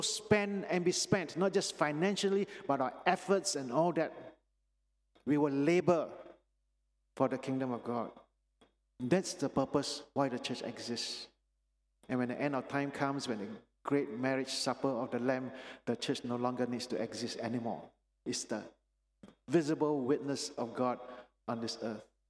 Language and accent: English; Penang, Malaysia; moved away; I was born in Penang, actually, and this is where I grew up in the Sunday school here